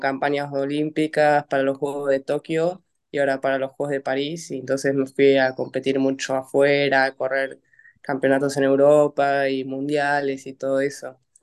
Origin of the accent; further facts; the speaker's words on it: Vicente López, Buenos Aires Province, Argentina; soy acá de Buenos Aires, de Vicente López, y entreno en el ICO